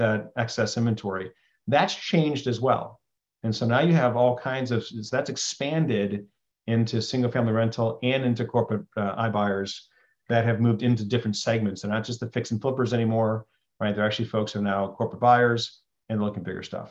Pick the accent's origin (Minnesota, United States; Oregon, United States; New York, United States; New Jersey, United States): New York, United States; Western; I grew up in Western New York, right, along Lake Ontario